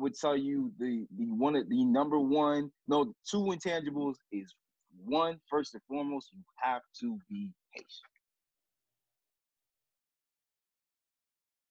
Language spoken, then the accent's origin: English; Miami, Florida, United States; moved away as an adult; now in Kansas City, United States; I'm not from here, I'm from Miami